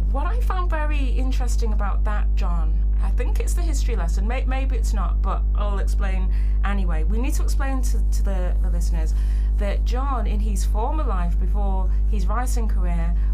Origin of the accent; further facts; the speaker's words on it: United Kingdom; We're, we're British, so